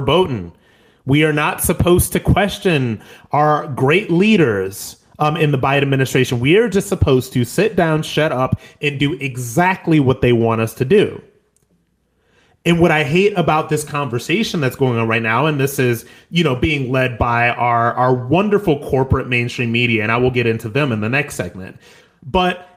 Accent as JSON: {"language": "English", "country": "United States", "said": "as an American"}